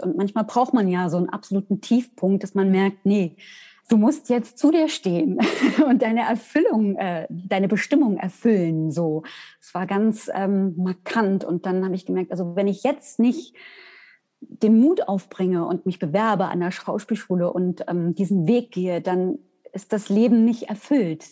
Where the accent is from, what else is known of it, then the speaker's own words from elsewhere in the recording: Weimar, Thuringia, Germany; Ich komme aus Weimar